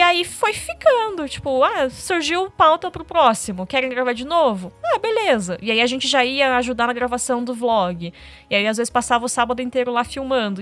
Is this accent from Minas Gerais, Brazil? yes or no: no; Curitiba, Paraná, Brazil; a gente é de Curitiba